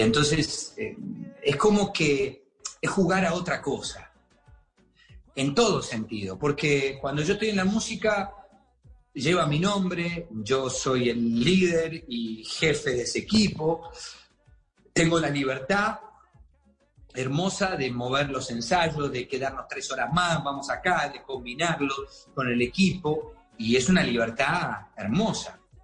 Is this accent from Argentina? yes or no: yes; Argentina; now in Miami, United States